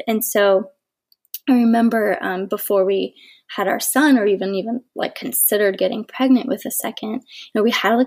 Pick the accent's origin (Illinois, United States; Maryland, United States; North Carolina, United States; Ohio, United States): Ohio, United States; moved away; We are both from Ohio, so we're a long way from home.